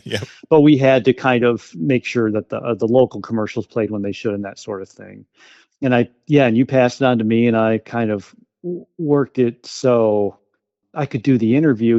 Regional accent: Wausau, Wisconsin, United States; also born or lived in West Bend, Wisconsin / Door County, Wisconsin; went back to my hometown in Wausau

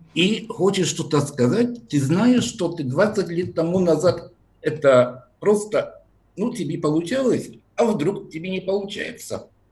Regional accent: near Kraków, Lesser Poland, Poland; Russian is a second language; also born or lived in Brussels, Belgium; now in Warsaw, Poland; Я родился в Польше, в регионе Польши, который называют на польском Мавопольска. Маленькая Польша, это недалеко от города Краков.

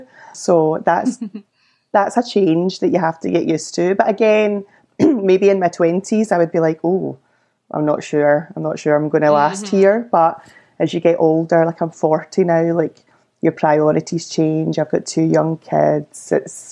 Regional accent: Glasgow, Scotland, United Kingdom; accent: posh Glasgow; moved away as an adult; also born or lived in Paisley / North Lanarkshire; now in Burlington, Canada; which is just outside Glasgow again. It's a town just outside Glasgow too. But I would say I'm Glaswegian. Like, a lot of my time has been spent in Glasgow. Worked in Glasgow, would go out in Glasgow, socialise in Glasgow.

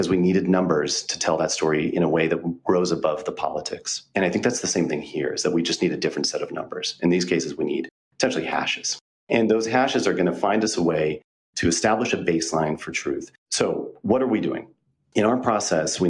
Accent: United States; I arrived there on the eve of the Second Iraq War in a predominantly Muslim city as an American

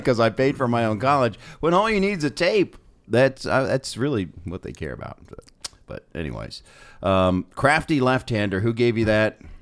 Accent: Columbus, Ohio, United States; I grew up in Columbus, Ohio

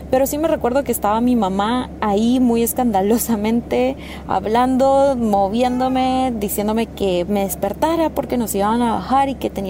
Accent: Guatemala; Hola, ¿qué tal? … soy de Guatemala y me gusta viajar y conocer

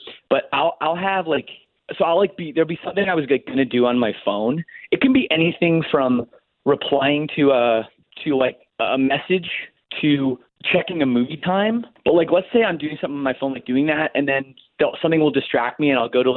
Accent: Canada; I'm Canadian

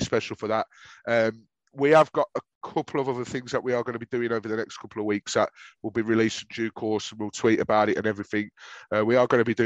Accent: Birmingham, West Midlands, United Kingdom; accent: Brummy; my whining Brummy accent

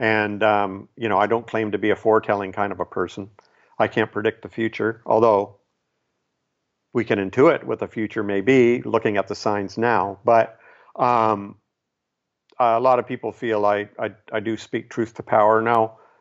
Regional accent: Canada; here I'm Canadian. I'm not even American

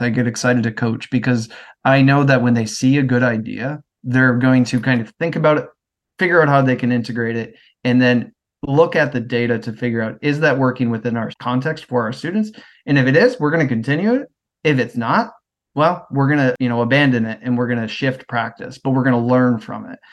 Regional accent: Midwest, United States; moved away as an adult; also born or lived in Worcester, Massachusetts; I'm from the Midwest, and I moved out to go to college in Worcester

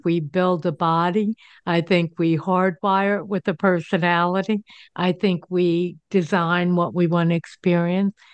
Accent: New Jersey, United States; now in Denver, United States; I live in Denver. I grew up in New Jersey.

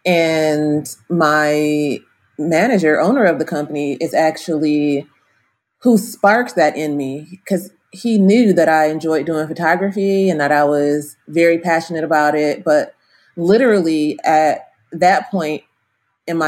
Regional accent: Wisconsin, United States; also born or lived in California; now in Atlanta, United States; I'm originally from Wisconsin

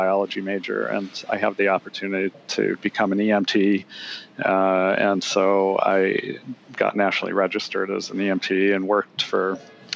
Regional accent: Rochester, New York, United States; moved away as an adult; I actually grew up in Rochester, New York, so I am a New Yorker by born and bred. And however, I got smart, and I left when I was 18

